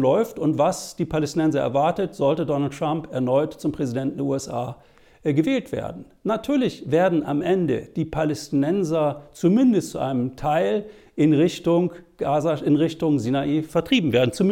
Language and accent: German; Germany; Was soll man denn machen als Deutscher mit palästinensischen, arabischen, muslimischen Wurzeln?